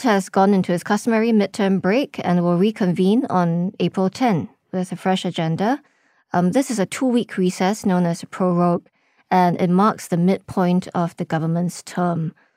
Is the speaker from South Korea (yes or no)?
no; Singapore; we're not Singaporean